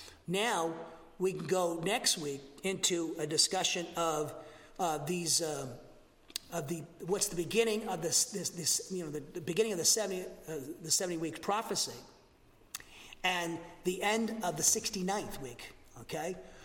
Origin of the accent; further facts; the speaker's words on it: Massachusetts, United States; now in Huntsville, United States; I'm from Massachusetts too, okay? I talk too much, talk too fast.